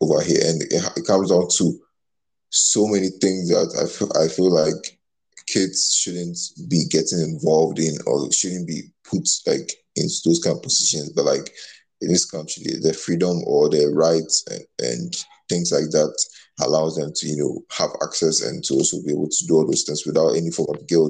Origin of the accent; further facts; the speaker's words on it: Ghana; moved away; growing up in Ghana.